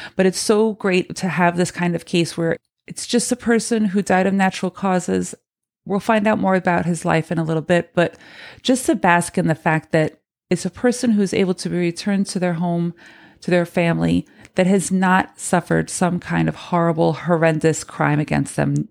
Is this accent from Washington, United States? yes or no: yes; Spokane, Washington, United States; moved away; spend some time growing up in Spokane, in Washington